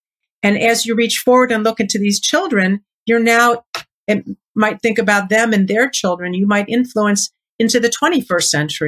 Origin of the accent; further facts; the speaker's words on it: Chicago, Illinois, United States; I grew up in Chicago